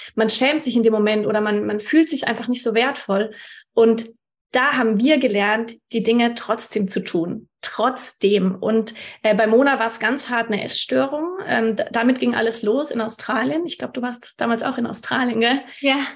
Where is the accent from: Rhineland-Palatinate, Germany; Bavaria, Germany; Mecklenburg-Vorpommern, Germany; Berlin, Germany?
Bavaria, Germany; Würzburg; also born or lived in Munich; ich hatte Bock, wieder in meine Heimat Würzburg zu ziehen